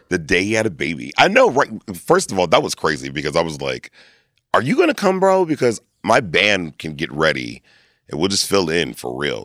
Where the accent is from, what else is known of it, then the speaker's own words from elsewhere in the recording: Lancaster, Pennsylvania, United States; also born or lived in Reading, Pennsylvania; I was born in Redding, moved to Lancaster at, like, two. So, I was raised in Lancaster.